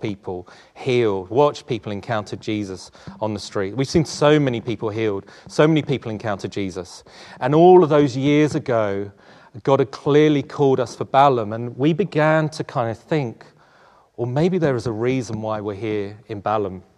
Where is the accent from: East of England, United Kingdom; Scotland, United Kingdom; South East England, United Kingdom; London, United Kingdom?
London, United Kingdom; also born or lived in South Africa / Tolworth; I was born in South Africa, and my mum and I moved to Tooting when I was about four. And, uh, we grew up, grew up in this part of London, uh, before moving just down the A three to Tolworth